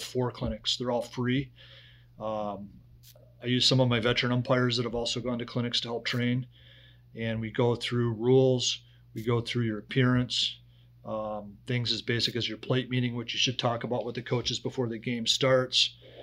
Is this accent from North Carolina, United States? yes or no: no; West Bloomfield, Michigan, United States; also born or lived in Huntsville, Alabama / Detroit, Michigan / Pontiac, Michigan; actually grew up in West Bloomfield, went through the entire West Bloomfield school district, graduated from West Bloomfield High School